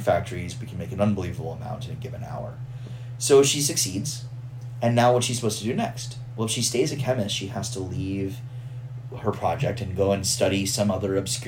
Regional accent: Houston, Texas, United States; I'm from Houston

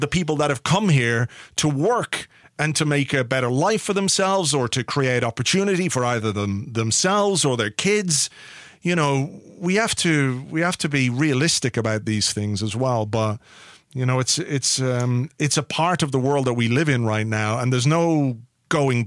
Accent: England, United Kingdom; I was born in England, but I'm Irish.

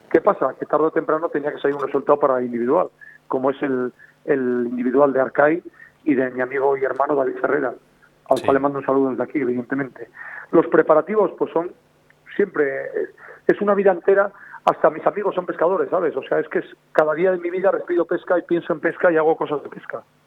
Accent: Villares de Órbigo, Castile and León, Spain; moved away; also born or lived in Asturias; En mi pueblo, en Villores de Órbigo

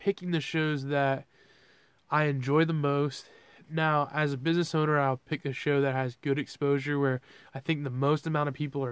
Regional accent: Georgia, United States; I'm from Georgia

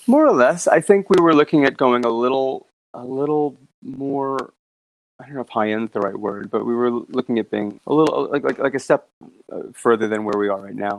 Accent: New York City, New York, United States; also born or lived in Sydney, Australia; I grew up in New York.

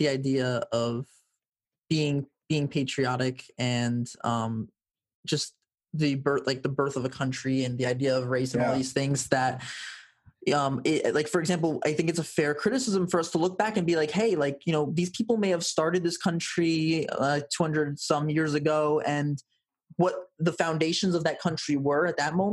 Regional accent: United States

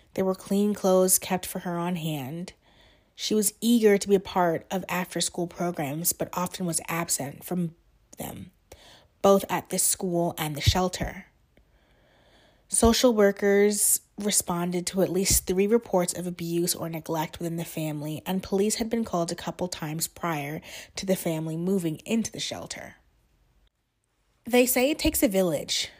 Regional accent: New Jersey, United States; moved away as an adult; now in Washington, D.C., United States; originally I'm from New Jersey, but I live in D C now.

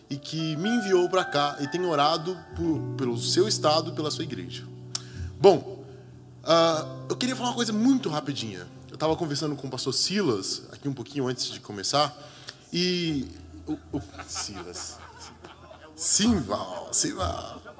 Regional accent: Minas Gerais, Brazil; eu sou de Minas Gerais.

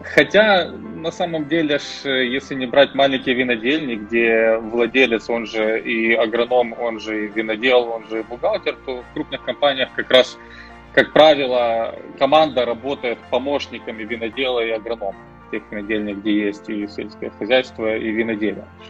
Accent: Uzhhorod, Zakarpattia Oblast, Ukraine; moved away as an adult; also born or lived in Austria / Germany / London / New York; а я уроженец Закарпатья из города Ужгород

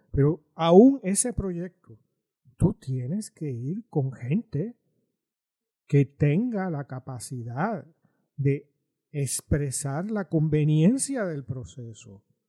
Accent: Puerto Rico; somos puertorriqueños

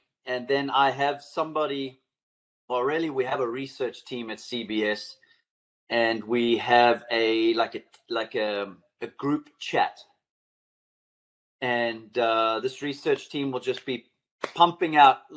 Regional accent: South Africa; growing up in South Africa and watching the Masters on TV

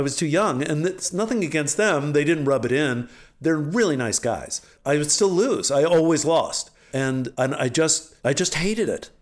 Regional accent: Alexandria, Virginia, United States; moved away; I grew up in Alexander, Virginia, where I came from

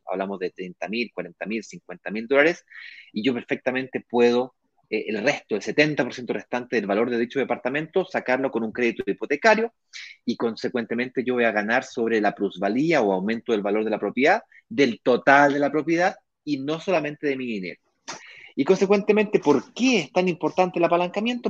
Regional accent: Chile; now in Brazil; yo soy chileno, de acuerdo, vivo en Brasil porque tengo mi mujer brasilera

